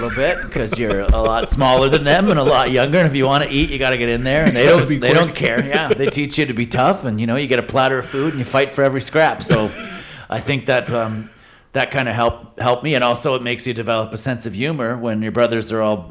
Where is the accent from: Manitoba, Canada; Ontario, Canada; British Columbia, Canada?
Ontario, Canada; London; also born or lived in Toronto; I grew up in London, Ontario, just outside